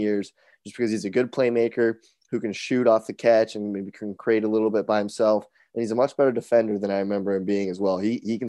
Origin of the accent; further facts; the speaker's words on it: Bay Area, California, United States; growing up in the Bay Area.